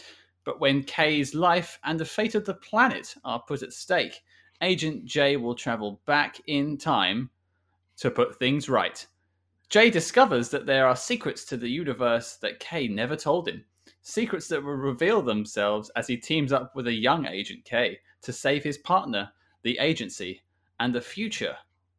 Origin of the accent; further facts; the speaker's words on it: United Kingdom; I was worried it was going to be just because I'm British, I love Johnny English.